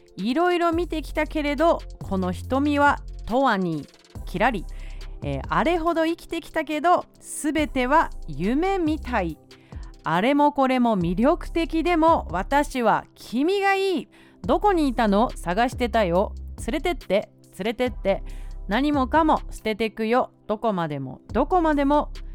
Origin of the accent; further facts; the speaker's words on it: Tokyo, Japan; 私はあの東京出身